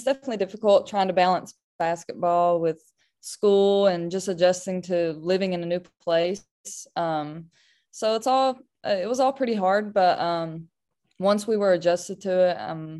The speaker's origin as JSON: {"language": "English", "region": "Kentucky", "country": "United States", "tie": "born or raised there"}